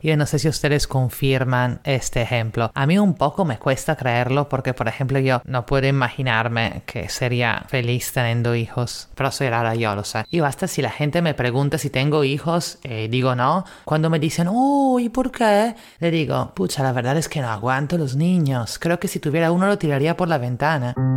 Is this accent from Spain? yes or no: no; Italy; now in Lima, Peru; italiana en Lima